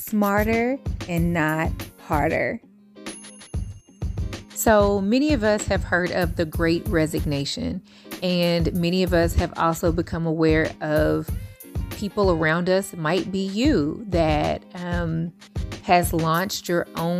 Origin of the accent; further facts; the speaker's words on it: Louisville, Kentucky, United States; moved away; So I'm initially from the Ville. I'm currently on the coast, but I'm from Louisville